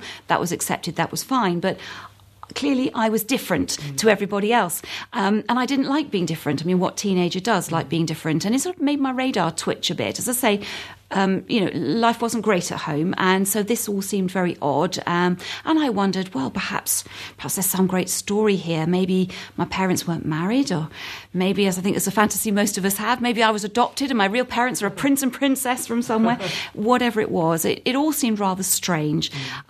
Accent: London, United Kingdom; also born or lived in Hampshire / Surrey; Well, I was born in Hampshire, spent some of my childhood in Surrey and most of my teenage years in North London, so I'm a good home counties girl.

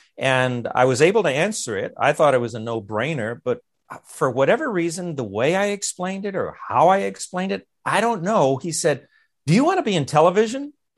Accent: Los Angeles, California, United States; also born or lived in Montebello; I was born and reared in East Los Angeles, and then in the town adjacent to that, Montebello.

